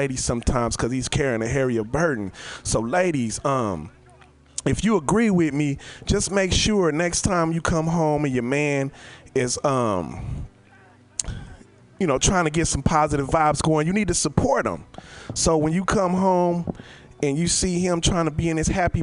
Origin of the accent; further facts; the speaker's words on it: Oakland, California, United States; I'm over here from Oakland